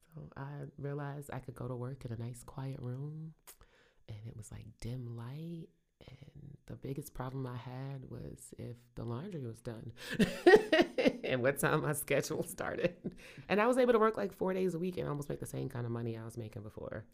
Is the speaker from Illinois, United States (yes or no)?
no; Brooklyn, New York, United States; moved away as an adult; now in Richmond, United States; I grew up in Brooklyn, grew up in Cotton Hill, Saint James Place with Team Fulton and Gates